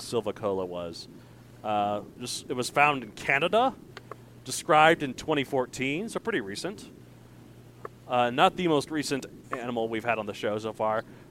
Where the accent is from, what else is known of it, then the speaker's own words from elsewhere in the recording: Colorado, United States; my home state, Colorado